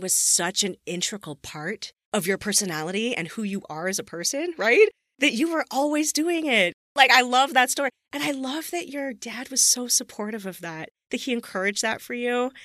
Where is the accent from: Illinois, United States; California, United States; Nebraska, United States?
California, United States; Southern; I grew up in Southern California